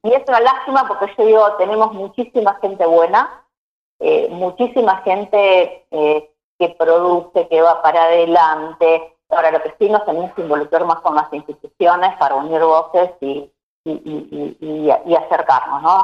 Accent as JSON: {"language": "Spanish", "town": "Bigand", "region": "Santa Fe", "country": "Argentina", "tie": "born or raised there", "moved": "yes", "lives_now": "Junín, Argentina", "said": "nací en Vigán, un pueblo, digamos, que corre por las venas el espíritu cooperativo"}